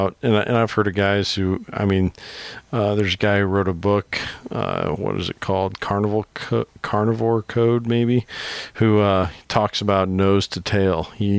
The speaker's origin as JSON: {"language": "English", "region": "Iowa", "country": "United States", "said": "Hey, I got the same problem. I'm from Iowa, and my wife is from New England. So, you know, I pronounce everything wrong."}